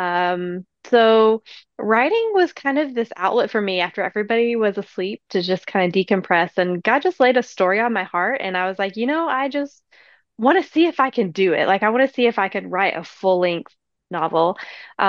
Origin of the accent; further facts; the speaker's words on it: East Tennessee, United States; I am from East Tennessee.